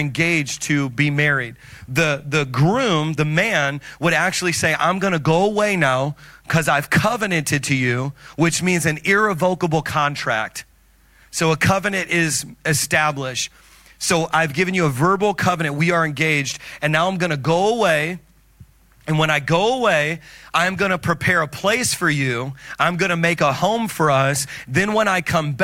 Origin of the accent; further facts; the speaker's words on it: Indiana, United States; now in Long Island, United States; because I'm from Indiana